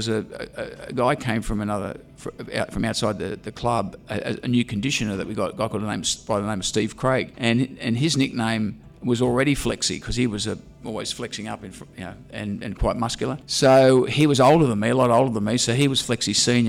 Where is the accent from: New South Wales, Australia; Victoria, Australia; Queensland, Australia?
New South Wales, Australia; Sydney; I grew up in Balmain in the 60s, and that sort of area was consumed by rugby league